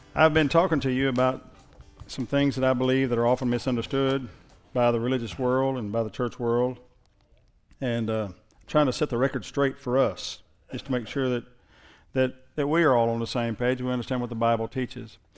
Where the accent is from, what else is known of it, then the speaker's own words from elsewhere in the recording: Thackerville, Oklahoma, United States; I went to school at Thackerville High. I graduated from there